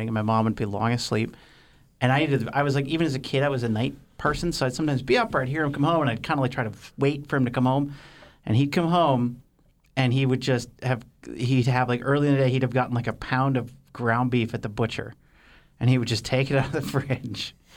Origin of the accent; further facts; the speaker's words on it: Midwest, United States; I grew up in the Midwest